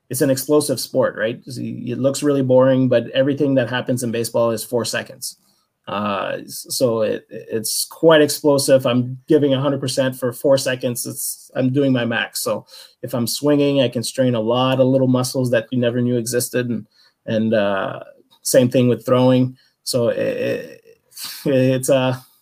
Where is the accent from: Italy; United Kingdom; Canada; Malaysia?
Canada; I'm a Canadian guy